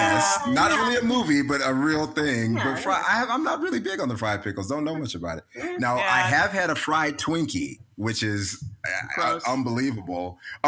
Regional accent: the South, United States; I'm from the South, as Jennifer mentioned.

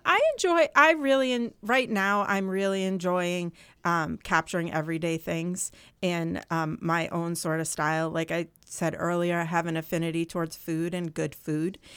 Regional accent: Vermont, United States; now in New Hampshire, United States; I grew up in Vermont

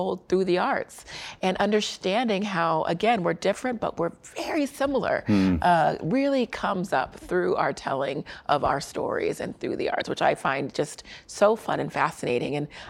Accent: Germany; born there; also born or lived in Colorado Springs / Korea; I'm a military brat, so I graduated high school in Colorado Springs as well. But I was born in Germany and lived in Korea and all around

